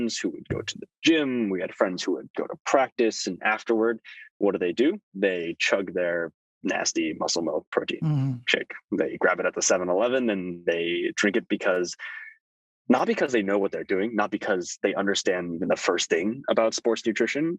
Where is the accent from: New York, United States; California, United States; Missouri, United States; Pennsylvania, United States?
California, United States; Thousand Oaks; also born or lived in Toronto, Canada; we moved to a little sleepy town called Thousand Oaks, north of Los Angeles. And that's where I grew up